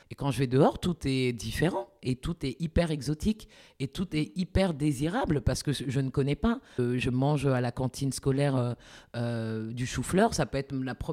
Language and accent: French; France; je suis en France et que j'ai grandi en France.